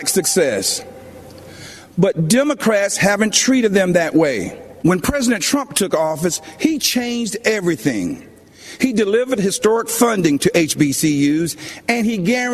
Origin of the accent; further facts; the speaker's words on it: Laurel Hill, North Carolina, United States; moved away; also born or lived in Georgia; I grew up in the South, in Laurel Hill, North Carolina, Scotland County, the Green Pond community to be exact.